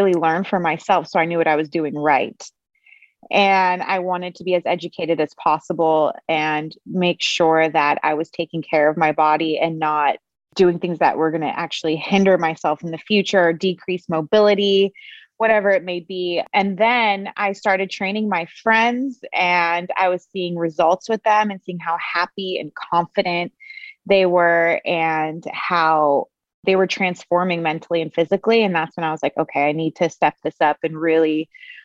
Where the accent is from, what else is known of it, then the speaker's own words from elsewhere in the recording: Los Angeles, California, United States; I'm from Los Angeles